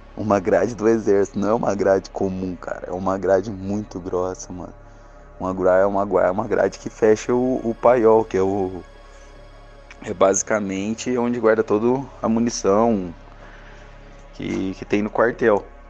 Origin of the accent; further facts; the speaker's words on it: Caxambu, Minas Gerais, Brazil; sou mineiro, natural de Caxambu, Minas Gerais